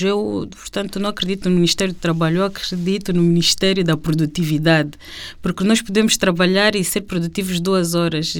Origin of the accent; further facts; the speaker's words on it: Luanda, Luanda Province, Angola; nossa Luanda, quando nós crescemos aqui no Alvalade